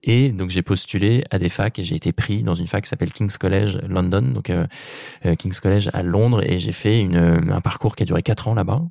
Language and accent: French; Normandy, France; ma région natale qui est la Normandie